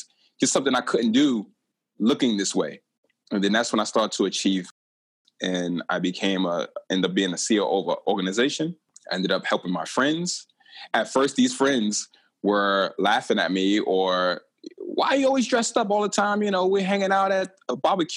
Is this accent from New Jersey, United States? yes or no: no; New York City, New York, United States; I grew up in Brooklyn, New York